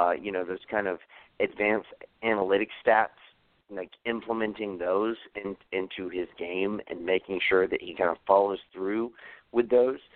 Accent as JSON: {"language": "English", "town": "Atlanta", "region": "Georgia", "country": "United States", "said": "I'm from Atlanta"}